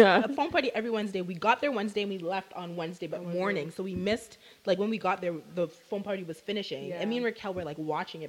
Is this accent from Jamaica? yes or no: yes; Jamaica; And we're all Jamaican.